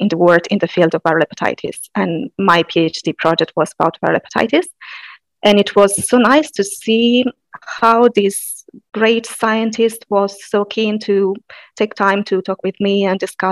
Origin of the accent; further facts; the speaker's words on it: Sardinia, Italy; moved away as an adult; also born or lived in Padua; I'm Italian. More specifically, I am from Sardinia